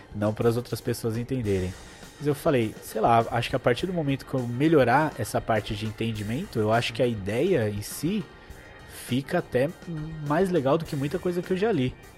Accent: São Paulo, Brazil; Eu nasci no bairro do Bancários, Santana, né? Grande Santana. Mas aos dois anos eu já mudei de casa e eu vim morar com minha mãe e minha avó, que é até onde eu moro atualmente. Minha mãe e minha avó na zona norte de São Paulo.

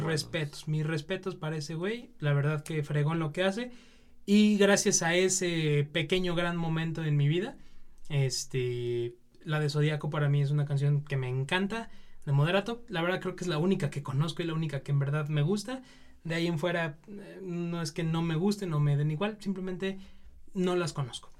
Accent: Mexico; nosotros como mexicanos

